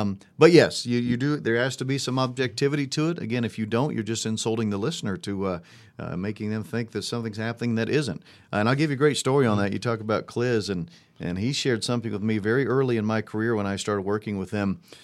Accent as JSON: {"language": "English", "town": "Monticello", "region": "Indiana", "country": "United States", "tie": "born or raised there", "also_born_or_lived": "Evansville, Indiana", "said": "I grew up in Monticello, Indiana"}